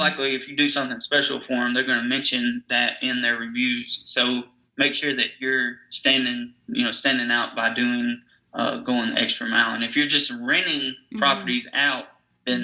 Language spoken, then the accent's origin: English; Nashville, Tennessee, United States; I'm from Nashville, Tennessee, so it's known as Music City.